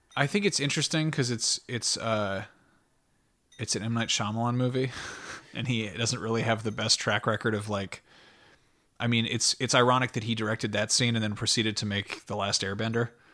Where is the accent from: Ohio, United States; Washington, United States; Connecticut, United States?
Connecticut, United States; I grew up in Connecticut, and, like, my family's from there